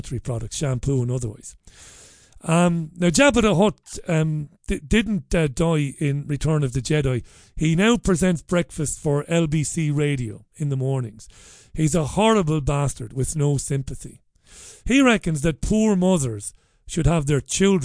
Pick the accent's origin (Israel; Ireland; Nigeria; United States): Ireland; Waterford, Munster; now in Salford, United Kingdom; I grew up in Ballybeg in Waterford in the 80s when poverty was real